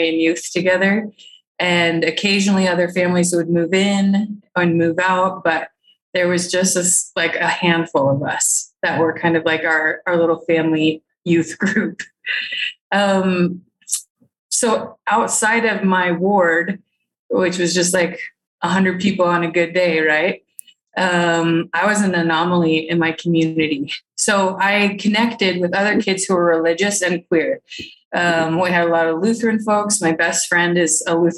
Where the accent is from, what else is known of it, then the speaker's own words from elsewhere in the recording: northern Minnesota, United States; I was born and raised in Minnesota, northern Minnesota